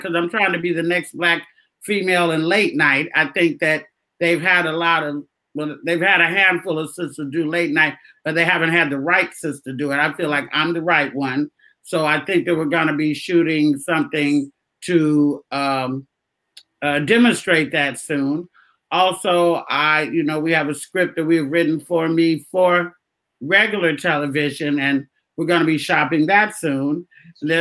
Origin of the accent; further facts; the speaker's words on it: Oakland, California, United States; moved away; I'm from Oakland